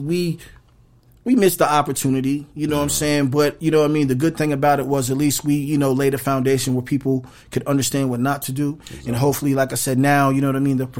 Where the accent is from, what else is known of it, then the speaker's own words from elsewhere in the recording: Phoenix, Arizona, United States; I was from Phoenix